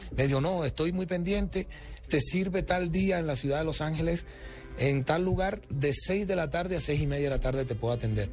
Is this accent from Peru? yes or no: no; Colombia; soy el primer colombiano en la historia